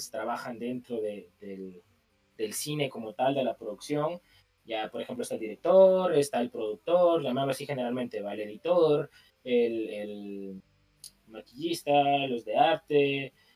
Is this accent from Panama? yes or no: no; Guatemala